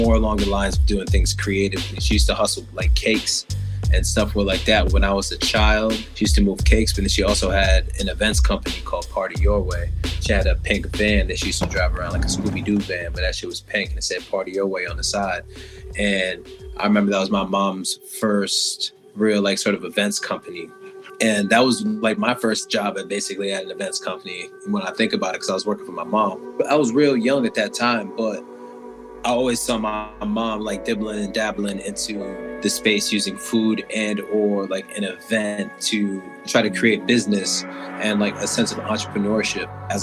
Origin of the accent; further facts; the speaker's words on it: Hartford, Connecticut, United States; also born or lived in Barbados; I was born in Hartford, Connecticut, and I was raised between Hartford